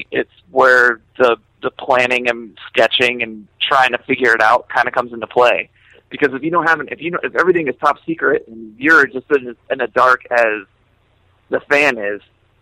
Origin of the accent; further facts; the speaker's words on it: Florida, United States; moved away as an adult; also born or lived in New York; when I moved back to Florida, because I'm from Florida, I moved to New York to work for Merch Now and Equal Vision